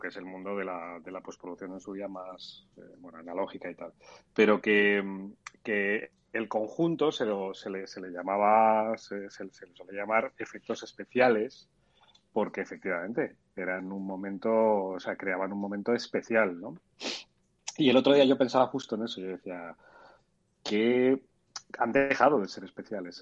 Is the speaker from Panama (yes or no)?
no; Spain; somos los españoles